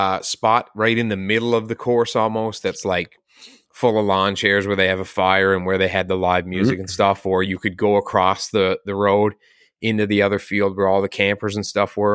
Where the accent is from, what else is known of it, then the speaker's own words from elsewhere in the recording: Canada; we're Canadian.